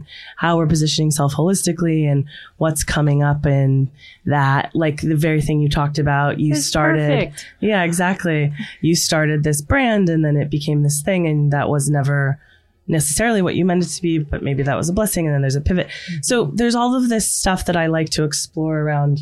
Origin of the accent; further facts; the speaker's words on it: Whidbey Island, Washington, United States; I'm from a place called Whidbey Island. My father is a biodynamic organic gardener and chef